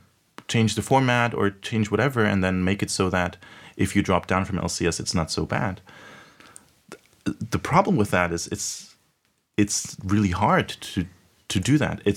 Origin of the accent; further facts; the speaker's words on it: Munich, Bavaria, Germany; I grew up in Germany, you know, in Munich.